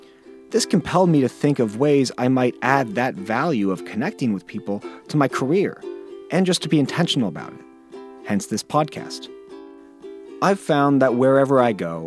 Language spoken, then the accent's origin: English; Bay Area, California, United States; born or raised there